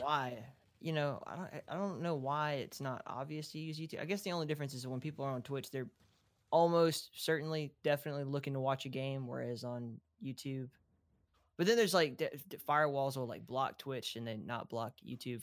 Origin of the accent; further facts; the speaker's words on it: Southeast, United States; accent: Appalachian; I'm from the Southeast